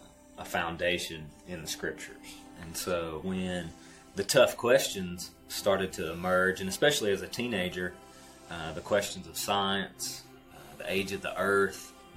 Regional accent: the Bible Belt, United States; the little bubble that I grew up in here in the Bible Belt

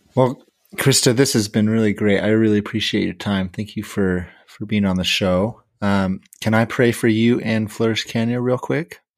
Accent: California, United States; I'm from California

